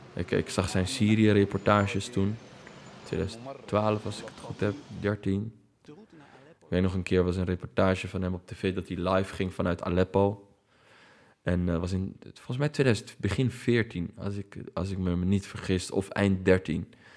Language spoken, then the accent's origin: Dutch; Netherlands; ik ben hier geboren, ik heb een Nederlands paspoort, maar ik ben toch Arabier